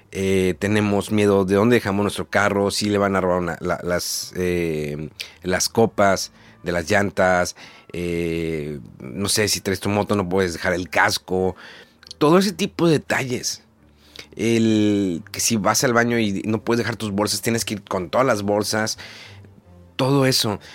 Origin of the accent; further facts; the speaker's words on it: Mexico; moved away as an adult; now in Japan; soy de México